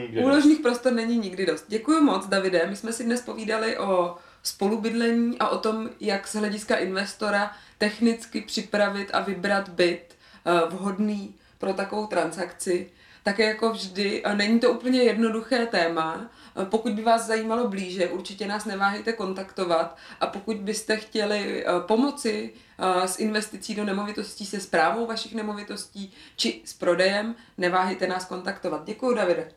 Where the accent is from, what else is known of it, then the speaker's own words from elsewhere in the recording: Bohemia, Czechia; U nás v Čechách